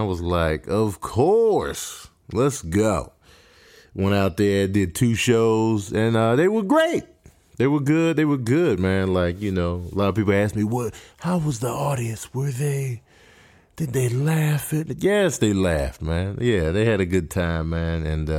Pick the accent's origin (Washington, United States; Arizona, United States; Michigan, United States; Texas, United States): Michigan, United States; Grand Rapids; born there; And, you know, Dave was born in Detroit, and I was born in Grand Rapids, Michigan. So it was a big Michigan connect.